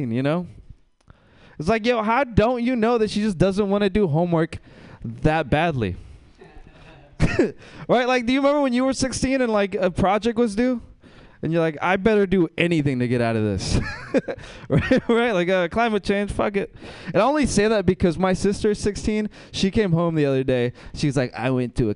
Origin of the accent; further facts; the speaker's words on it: Mexico; moved away; I'm from Mexico